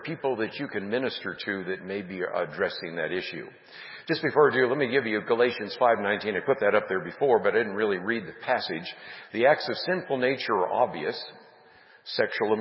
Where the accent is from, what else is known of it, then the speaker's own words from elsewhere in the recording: San Francisco Bay Area, California, United States; Those of us growing up in the San Francisco Bay Area